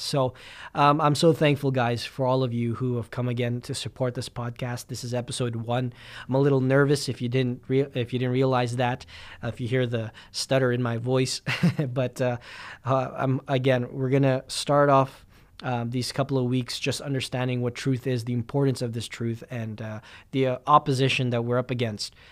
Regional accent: Winnipeg, Manitoba, Canada; I'm a Filipino guy from Winnipeg

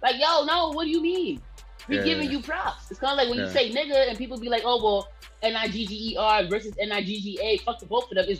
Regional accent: Staten Island, New York, United States; born there; I was born here. {S19} Yeah. {S18} In Staten Island. I was born in Park Hill.

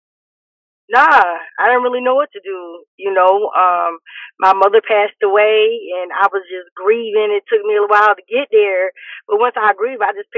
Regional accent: New York, United States; moved away as an adult; now in Atlanta, United States; I'm from New York

